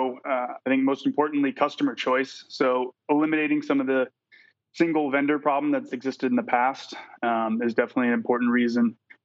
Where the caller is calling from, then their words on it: San Diego, California, United States; San Diego, California.